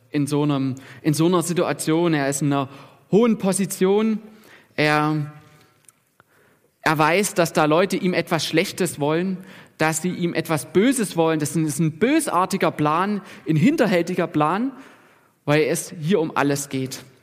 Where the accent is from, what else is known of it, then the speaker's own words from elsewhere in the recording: Germany; Und, und wir als Deutsche, wir sind ja auch so ein bisschen sicherheitsbewusst ne, und bedürftig.